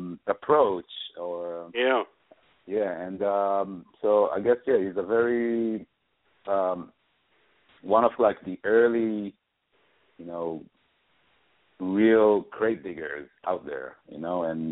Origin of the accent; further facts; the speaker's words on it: Israel; moved away as an adult; now in New York, United States; I'm originally from Israel. And when I came to New York, when I moved to New York in 2008